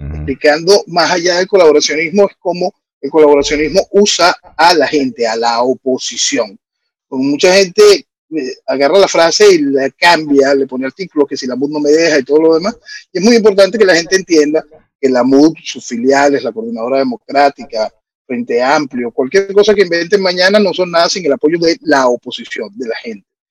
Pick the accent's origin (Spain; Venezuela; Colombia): Venezuela; soy un venezolano